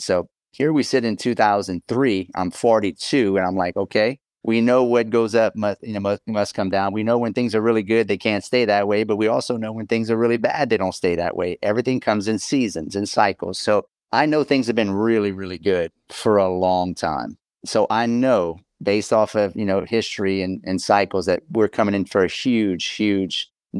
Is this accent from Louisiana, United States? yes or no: yes; Louisiana, United States; A lot of times I'm from South Louisiana.